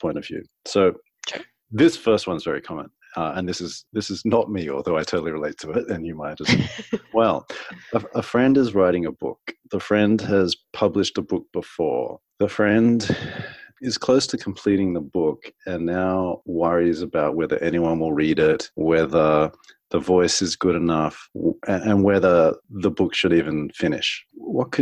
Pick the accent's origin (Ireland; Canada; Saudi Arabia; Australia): Australia; also born or lived in America; now in United States